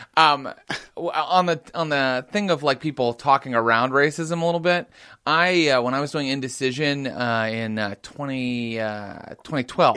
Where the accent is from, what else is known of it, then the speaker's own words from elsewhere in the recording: West Virginia, United States; moved away; my home state of West Virginia